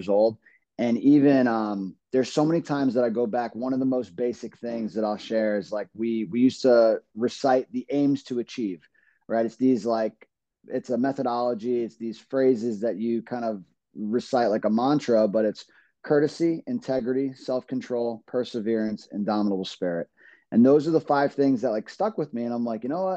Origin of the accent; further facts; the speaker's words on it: New York City, New York, United States; moved away as an adult; now in Rhode Island, United States; I grew up in Brooklyn, New York. I'm a New Yorker, lived there for 25 years.